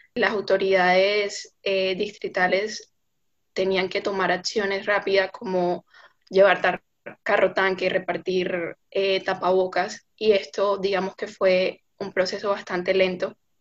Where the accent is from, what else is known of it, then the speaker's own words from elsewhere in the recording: Barranquilla, Atlántico, Colombia; He vivido toda mi vida acá y estoy aquí para representar al Departamento del Atlántico, específicamente la ciudad de Barranquilla